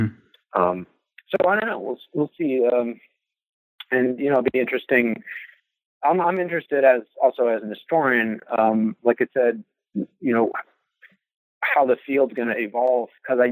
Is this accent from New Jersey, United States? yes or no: no; Kentucky, United States; And so, growing up in Kentucky, I had a sense of, you know, how race works in the South.